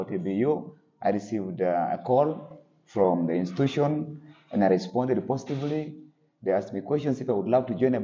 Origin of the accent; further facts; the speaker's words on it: Kumi, Eastern Region, Uganda; I come from Kumi. That's one of the districts of the eastern part of Uganda.